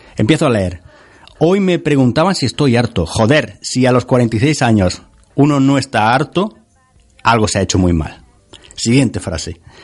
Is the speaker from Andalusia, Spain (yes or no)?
yes; Sierra de Segura, Andalusia, Spain; la Sierra de Segura, donde, de donde yo soy natal